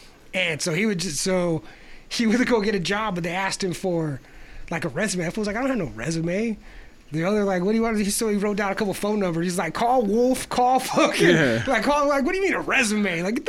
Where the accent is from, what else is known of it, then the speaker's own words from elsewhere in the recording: Chile; I'm from Chile.